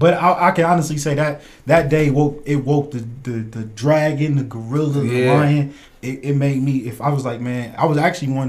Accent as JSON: {"language": "English", "town": "Cleveland", "region": "Ohio", "country": "United States", "tie": "born or raised there", "said": "We grew up Glenville, Collinwood."}